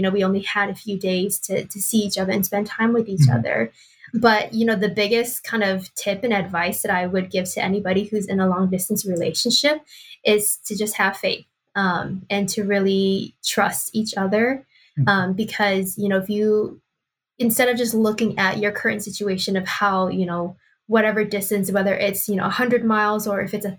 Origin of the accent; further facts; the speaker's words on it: Milwaukee, Wisconsin, United States; now in Twin Cities, United States; and then I am originally from Milwaukee, Wisconsin.